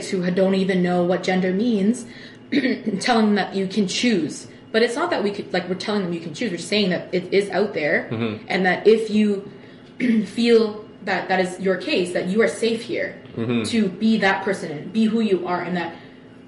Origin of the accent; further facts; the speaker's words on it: Toronto, Ontario, Canada; we grew up in Scarborough